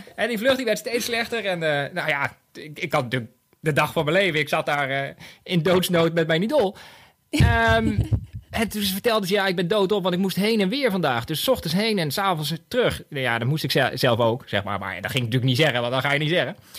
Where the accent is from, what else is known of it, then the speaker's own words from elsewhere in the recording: Bunnik, Utrecht, Netherlands; Want ik kom ook uit Bunnik